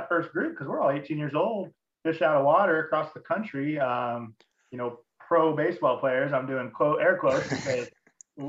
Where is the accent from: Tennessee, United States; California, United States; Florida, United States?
California, United States; Southern; I grew up in Southern California